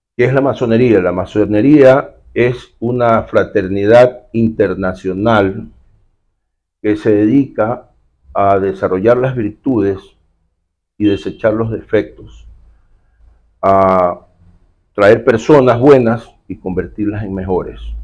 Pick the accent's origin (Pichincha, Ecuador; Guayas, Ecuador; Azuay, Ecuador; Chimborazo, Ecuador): Guayas, Ecuador; Guayaquil; Eso somos los guayaquileños